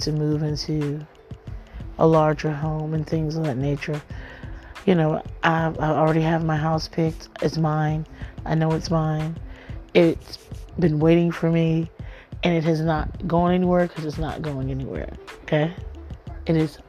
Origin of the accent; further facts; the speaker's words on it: Miami, Florida, United States; I'm from Miami, Florida